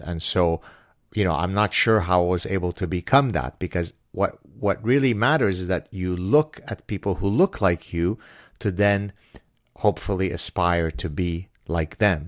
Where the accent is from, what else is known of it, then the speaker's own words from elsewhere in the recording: Lebanon; now in Canada; I'm from the Middle East, therefore I'm a Jew of color